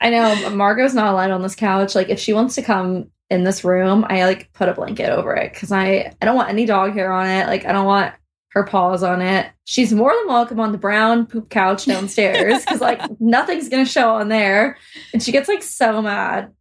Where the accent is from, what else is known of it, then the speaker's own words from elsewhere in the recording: Omaha, Nebraska, United States; I'm from Omaha.